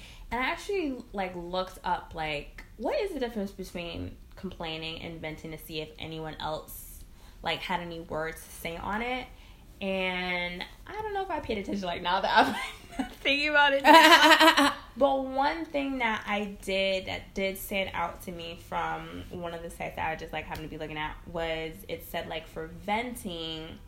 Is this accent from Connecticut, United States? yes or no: yes; Connecticut, United States; now in Brooklyn, United States; I'm from Connecticut, so, like, working back home